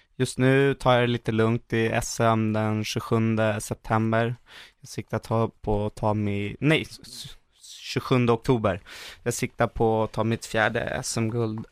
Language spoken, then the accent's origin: Swedish; Sweden; hemma i Sverige